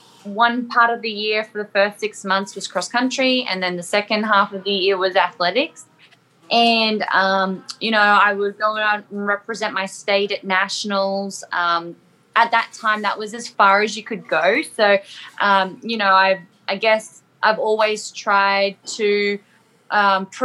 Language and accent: English; Sunshine Coast, Queensland, Australia; moved away as an adult; now in Cookeville, United States; So I'm actually from, it's not really small anymore, but it's like a beachy town in Queensland called the Sunshine Coast. Back in Australia, I should probably specify that if people don't understand my accent, but yeah, so I'm originally from Australia, and now I currently live in Tennessee